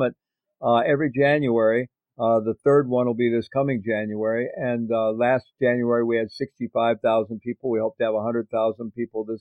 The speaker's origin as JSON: {"language": "English", "region": "Midwest", "country": "United States", "tie": "born or raised there", "moved": "yes", "said": "I grew up in the Midwest in the United States in a middle-class Roman Catholic family"}